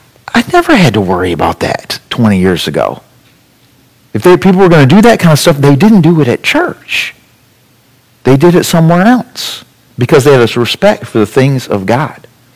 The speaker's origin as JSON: {"language": "English", "country": "United States", "said": "As an American Christian"}